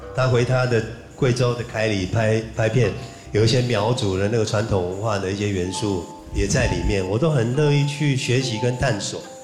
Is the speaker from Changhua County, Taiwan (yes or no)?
yes; Changhua County, Taiwan; 我在台湾的中部出生，那个地方叫彰化